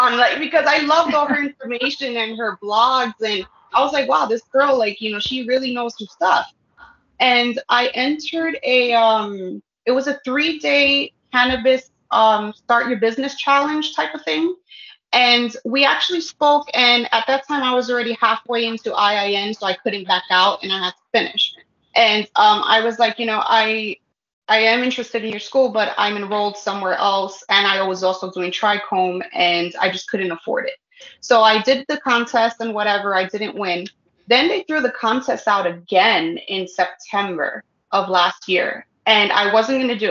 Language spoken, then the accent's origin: English; New York City, New York, United States; moved away as an adult; now in Sullivan County, United States; I'm from New York. I was born and raised in the Bronx, but I live now in Sullivan